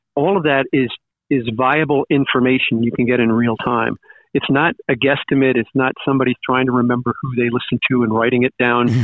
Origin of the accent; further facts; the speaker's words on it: Long Island, New York, United States; moved away as an adult; also born or lived in Cortland, New York / Syracuse, New York; I grew up in Long Island